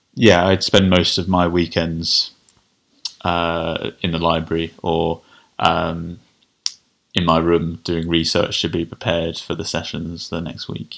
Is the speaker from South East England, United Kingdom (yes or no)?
yes; Kent, South East England, United Kingdom; I grew up in Kent.